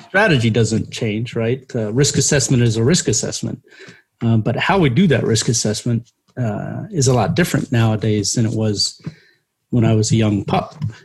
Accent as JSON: {"language": "English", "town": "Terre Haute", "region": "Indiana", "country": "United States", "tie": "born or raised there", "said": "I took the classes at uh, uh Indiana State, which is in my hometown"}